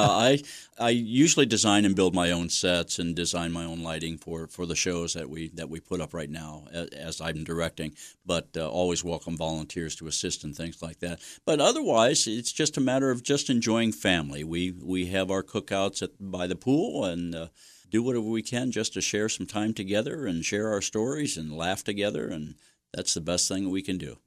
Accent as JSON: {"language": "English", "town": "Mansfield", "region": "Ohio", "country": "United States", "tie": "born or raised there", "also_born_or_lived": "Ashland, Ohio", "lives_now": "Belleville, United States", "said": "I grew up in Mansfield, neighborhood over by the boulevards"}